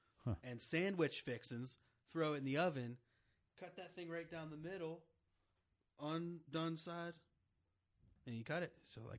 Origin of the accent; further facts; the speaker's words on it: Cumberland, Maryland, United States; I'm from Cumberland, Maryland.